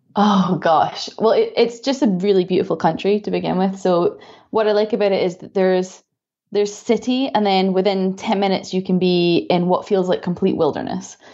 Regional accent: Scotland, United Kingdom; moved away as an adult; also born or lived in Florida, United States / Dubai, United Arab Emirates / Canada; now in Germany; So I'm from Scotland, as you can probably tell from my accent.

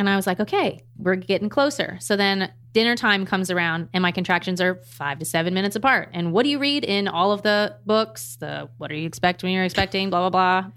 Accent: Maryland, United States; moved away as an adult; also born or lived in California; I'm from Maryland, we're currently in Maryland

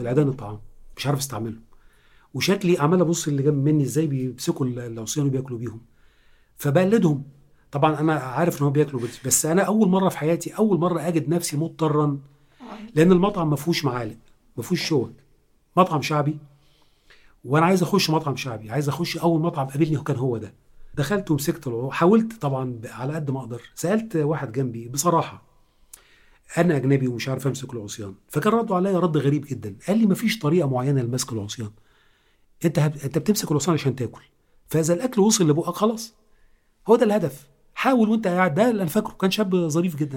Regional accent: Egypt; إحنا كمصريين

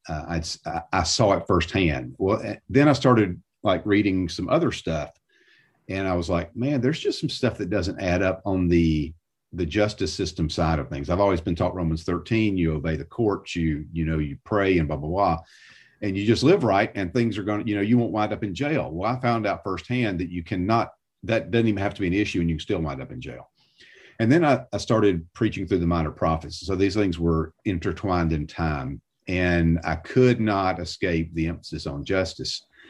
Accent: south of Atlanta, Georgia, United States; moved away as an adult; now in Nashville, United States; I grew up south of Atlanta

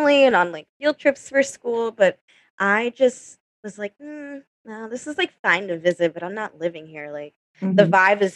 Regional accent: Maryland, United States; moved away as an adult; now in New York City, United States; I'm from Maryland.

